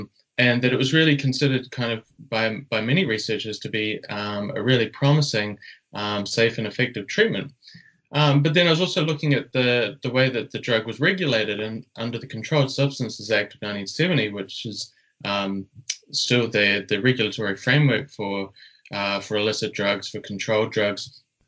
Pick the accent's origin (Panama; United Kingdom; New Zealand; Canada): New Zealand; also born or lived in Australia; Yeah, so as you said, I'm from New Zealand, but was doing my study in Australia.